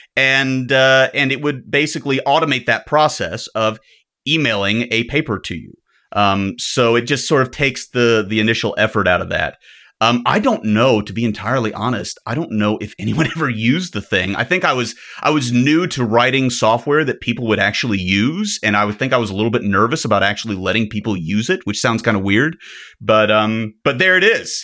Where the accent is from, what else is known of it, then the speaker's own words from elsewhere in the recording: the South, United States; I'm an American. Doesn't everything sound dirtier in my accent? I'm from the South, too.